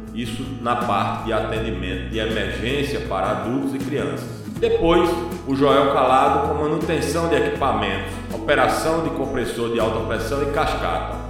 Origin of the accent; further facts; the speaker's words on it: Recife, Pernambuco, Brazil; sou recifense de Pernambuco